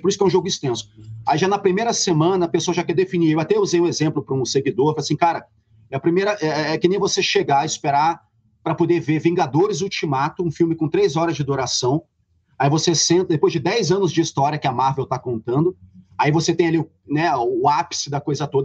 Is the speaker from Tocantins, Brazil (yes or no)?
no; Rio de Janeiro, Brazil; Eu sou, sou carioca, sou do subúrbio